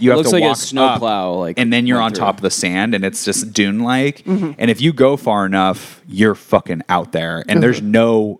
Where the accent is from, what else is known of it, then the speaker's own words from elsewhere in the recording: Seattle, Washington, United States; When I grew up in Ballard, it was like this kind of Norwegian Scandinavian neighborhood, that was all built on fishing.